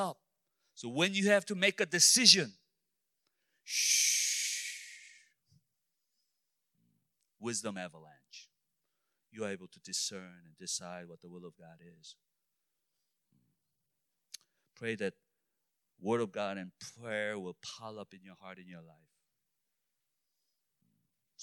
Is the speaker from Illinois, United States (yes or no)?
yes; Illinois, United States; I'm only from Illinois.